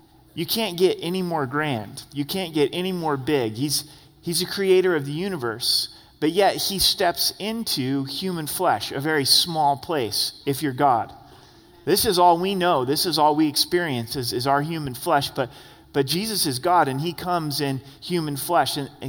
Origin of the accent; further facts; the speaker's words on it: Southern Oregon, United States; I grew up in Southern Oregon in a house that was 1,300 square feet